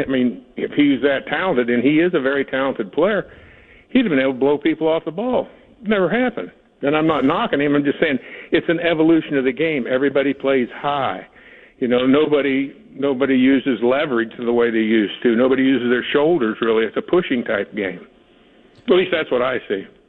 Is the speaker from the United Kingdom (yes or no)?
no; Northeast Kansas, United States; moved away; I grew up in Northeast Kansas